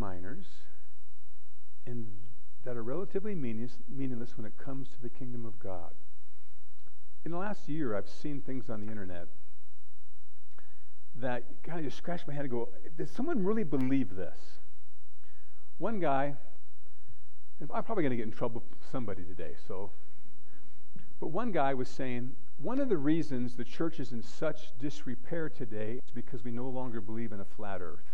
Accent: United States; I am an American

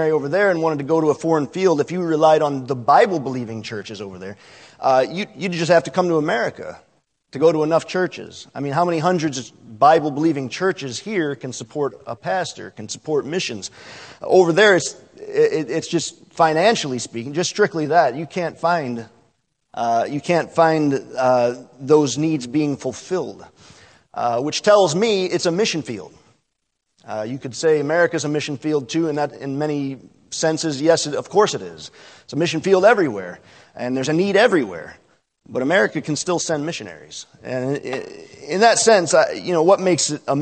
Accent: Great Black Swamp, east of Toledo, Ohio, United States; raised 10 miles east of here in the German Black Swamp

